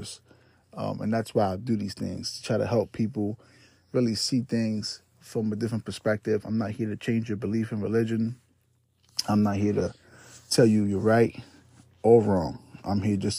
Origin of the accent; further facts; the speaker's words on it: New York City, New York, United States; moved away as an adult; also born or lived in Puerto Rico; now in Florida, United States; I'm from the Bronx, New York, born and raised